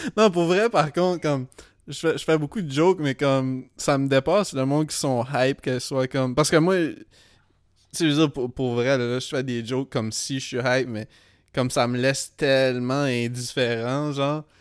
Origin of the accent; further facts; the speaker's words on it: Edmundston, New Brunswick, Canada; now in Montreal, Canada; Les seules fois où je suis retourné à Edmundston